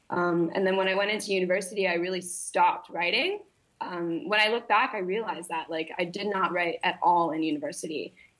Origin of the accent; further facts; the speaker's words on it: Malaysia; Yeah. So, I grew up in Malaysia. So I was kind of like grew up very internationally. My dad is in oil and gas. So we moved around a lot when I was younger.